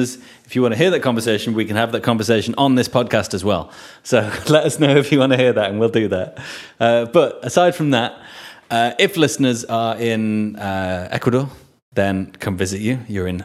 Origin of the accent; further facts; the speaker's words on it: England, United Kingdom; moved away; I'm English.